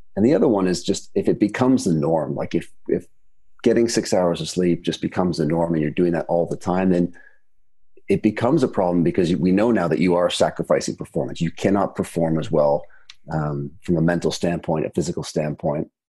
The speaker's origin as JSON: {"language": "English", "country": "Canada", "moved": "yes", "lives_now": "United Kingdom", "said": "I'm from Canada, and of course here in the UK"}